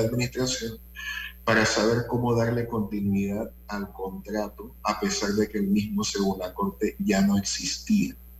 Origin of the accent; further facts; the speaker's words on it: Panama; así como los panameños medimos el tiempo